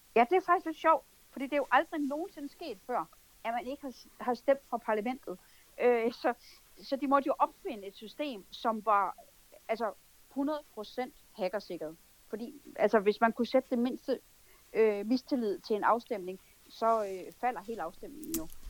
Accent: Denmark; vi tre danskere

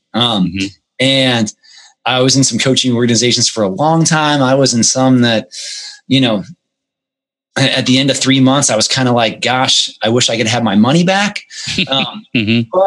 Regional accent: United States; financial struggles growing up in the United States

